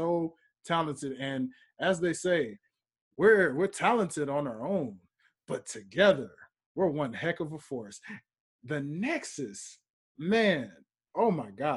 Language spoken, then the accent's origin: English; Memphis, Tennessee, United States; now in Atlanta, United States; I'm from Memphis, Tennessee. You know, I reside in Atlanta here, but I'm from Memphis, Tennessee